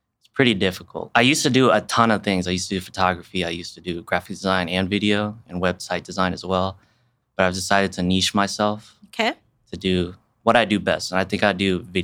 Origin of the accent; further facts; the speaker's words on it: Wichita, Kansas, United States; I was born and raised in Wichita